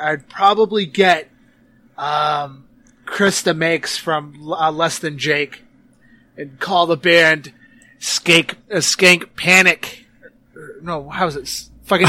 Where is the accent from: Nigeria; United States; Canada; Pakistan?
Canada; I'm from Canada